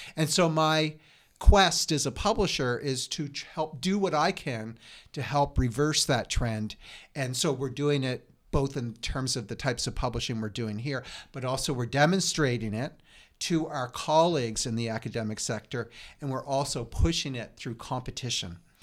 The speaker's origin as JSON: {"language": "English", "area": "Lunenburg County", "region": "Nova Scotia", "country": "Canada", "tie": "born or raised there", "also_born_or_lived": "Calgary / Quebec City / Toronto / Montreal", "moved": "yes", "lives_now": "Regina, Canada", "said": "I grew up in Lunenburg County"}